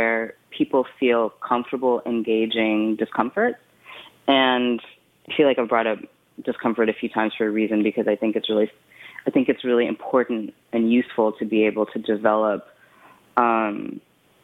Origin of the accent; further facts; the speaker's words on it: West Texas, United States; moved away; also born or lived in Brooklyn, New York / Ann Arbor, Michigan; I was born in Brooklyn, and I grew up in West Texas